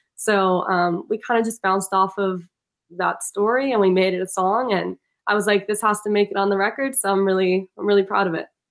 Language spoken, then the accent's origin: English; Milan, Lombardy, Italy; now in Boston, United States; milan italy